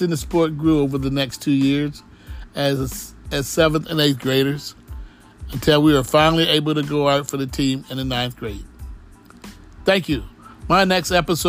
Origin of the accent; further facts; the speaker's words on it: Bishopville, Maryland, United States; Growing up in Bishop, Maryland, now Bishopville